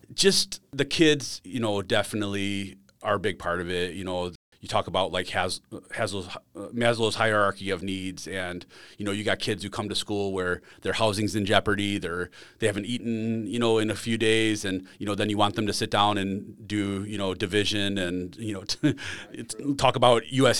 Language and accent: English; Silver Lake, Wisconsin, United States; also born or lived in Chicago area, Illinois; I grew up in uh, a small town, Silver Lake, Wisconsin, out toward Lake Geneva area